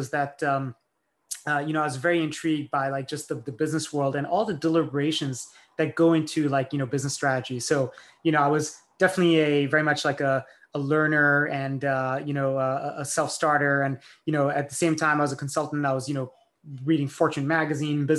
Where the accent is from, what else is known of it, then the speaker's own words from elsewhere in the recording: France; moved away; I grew up in France.